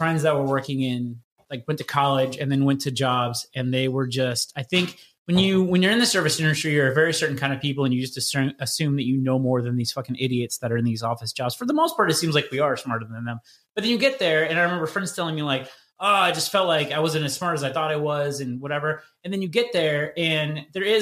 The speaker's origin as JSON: {"language": "English", "region": "Midwest", "country": "United States", "also_born_or_lived": "Indianapolis / Illinois / Chicago / Portland, Oregon", "moved": "yes", "said": "people from the Midwest"}